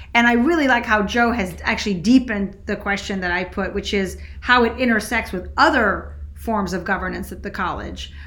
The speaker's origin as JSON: {"language": "English", "country": "Switzerland", "tie": "born or raised there", "moved": "yes", "said": "I grew up in Switzerland"}